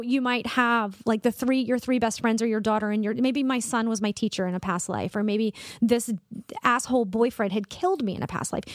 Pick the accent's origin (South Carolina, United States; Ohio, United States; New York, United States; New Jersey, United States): South Carolina, United States; Columbia; also born or lived in Charleston, South Carolina; I grew up in Columbia and went to school in Charleston